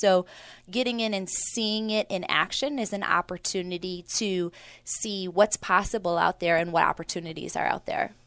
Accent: Milwaukee, Wisconsin, United States; I grew up in Milwaukee. Um, it's, it's where I was raised in the five three two oh six zip code

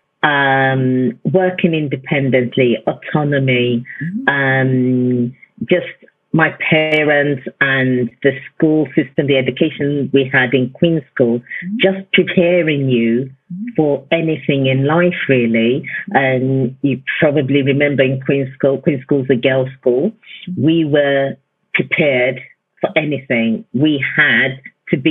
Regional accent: Nigeria; also born or lived in United Kingdom / Lagos / Ibadan; growing up in Nigeria was very exciting

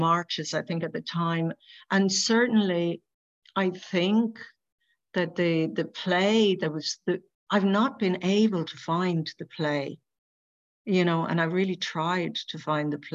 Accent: Ireland; as an Irish person

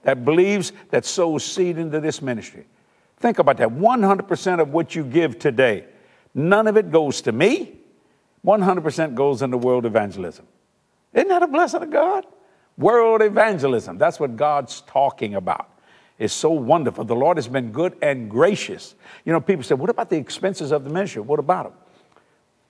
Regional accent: South Louisiana, United States; we're from South Louisiana, and most people are raised Catholic

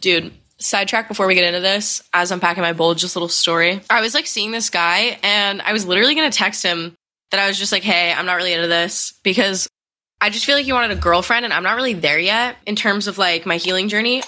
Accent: Connecticut, United States; moved away as an adult; I spent a su-, like a month home in Connecticut, which I haven't done since quarantine. I just, like, made up with a lot of my friends from high school

